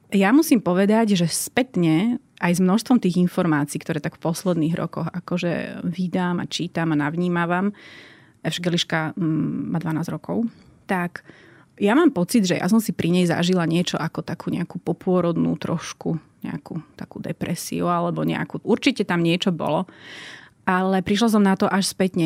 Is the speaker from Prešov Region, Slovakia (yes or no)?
no; Martin, Žilina Region, Slovakia; Ja som z Martina a vyrástla som eh, v bežnej rodine